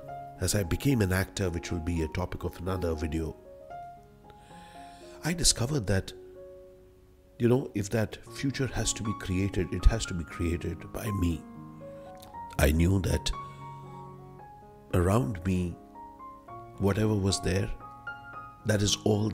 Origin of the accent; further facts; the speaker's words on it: Delhi, India; So I was born in Delhi. I initially lived in Karol Bagh, then moved to Lakshminagar, which was across the Yamuna